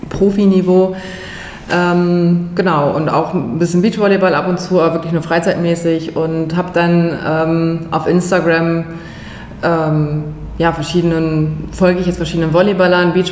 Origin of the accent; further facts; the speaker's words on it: Bremen, Germany; now in Berlin, Germany; bin ursprünglich aus Bremen, hab dort, äh, ja, bin dort aufgewachsen, bin zur Schule gegangen, habe dort studiert, Biologie, bin dann äh, für die Promotion nach Berlin gezogen, vor jetzt mittlerweile 15 Jahren.